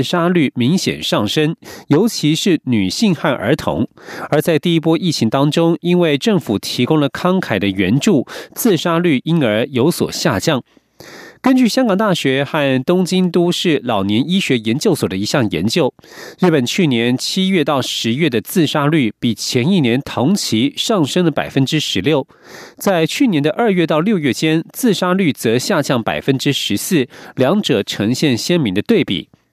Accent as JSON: {"language": "Chinese", "country": "Taiwan", "said": "我们台湾人"}